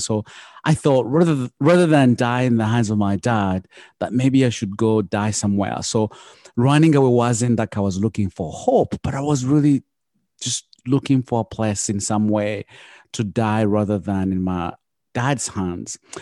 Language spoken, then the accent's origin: English; Uganda; now in United States; I come from Uganda and I grew up the poor of the poorest